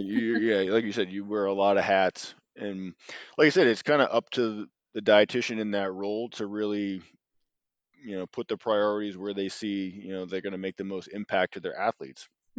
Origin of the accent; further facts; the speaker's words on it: Boston, Massachusetts, United States; So I moved closer to home. Again, I'm from Boston, Mass. I moved closer to family who's all out here on the East Coast.